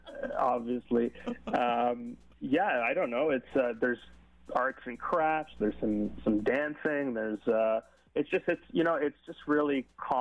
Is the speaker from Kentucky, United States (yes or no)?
no; Yelm, Washington, United States; Well, I'm from Yelm, so we're by the mountains there.